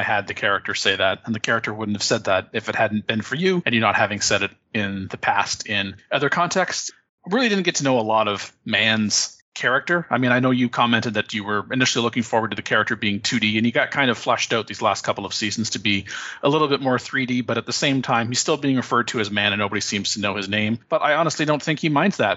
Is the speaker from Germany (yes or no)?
no; Canada; accent: Canadian